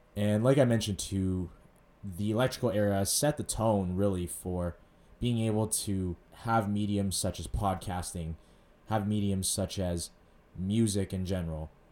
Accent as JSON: {"language": "English", "town": "Edmonton", "region": "Alberta", "country": "Canada", "tie": "born or raised there", "said": "I grew up in West Edmonton, went to school there, you know, elementary, junior high, high school, all in the West End."}